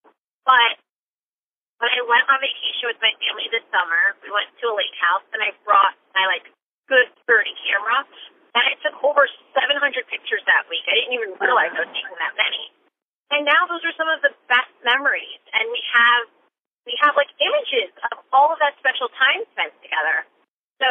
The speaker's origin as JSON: {"language": "English", "region": "Connecticut", "country": "United States", "tie": "born or raised there", "said": "I grew up in Connecticut"}